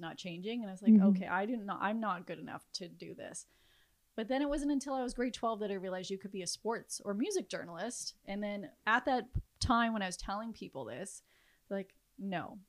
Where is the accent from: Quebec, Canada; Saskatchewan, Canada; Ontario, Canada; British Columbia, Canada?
Saskatchewan, Canada; Regina; now in Toronto, Canada; I was born and raised in Regina, Saskatchewan